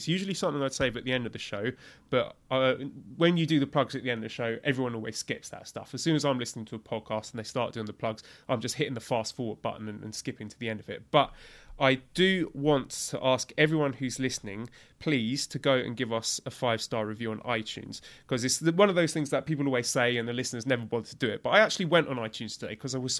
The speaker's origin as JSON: {"language": "English", "region": "England", "country": "United Kingdom", "said": "my duty as an Englishman"}